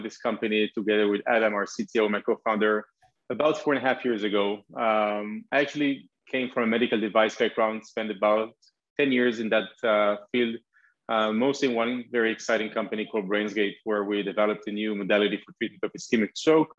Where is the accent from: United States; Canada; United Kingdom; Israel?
Israel; I am from Israel, and this is where the company has been founded